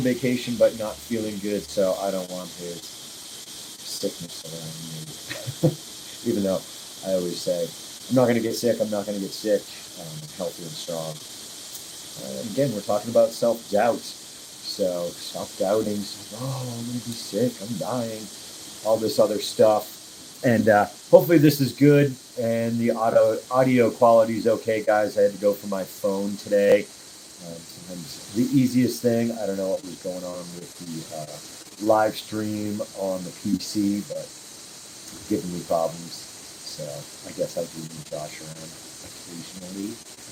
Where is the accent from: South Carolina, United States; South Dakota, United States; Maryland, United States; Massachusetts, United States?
Massachusetts, United States; Nantucket; also born or lived in Wrentham, Massachusetts; now in Castle Rock, United States; I am from Nantucket Islands. Well, Wrentham, Mass, if you want to get specific, but I really grew up on Nantucket Island